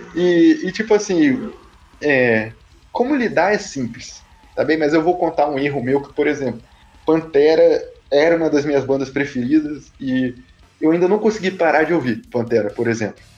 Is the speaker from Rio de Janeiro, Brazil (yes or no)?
yes; Rio de Janeiro, Brazil; eu sou do Rio